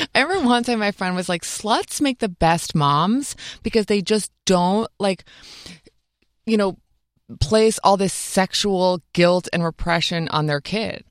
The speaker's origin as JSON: {"language": "English", "region": "upstate New York", "country": "United States", "tie": "born or raised there", "said": "I grew up in upstate New York"}